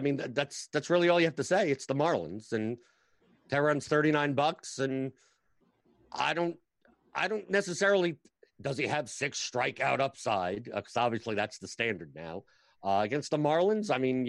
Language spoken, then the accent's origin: English; New York, United States; I'm from New York.